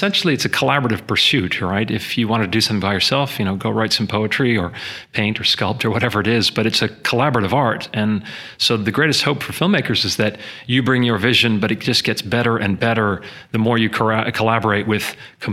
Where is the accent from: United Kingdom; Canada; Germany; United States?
Canada; I am Canadian